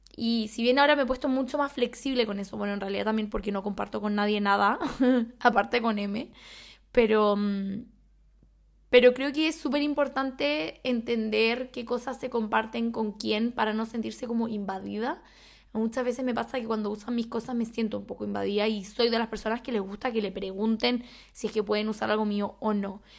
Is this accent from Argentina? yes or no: no; Chile; soy chilena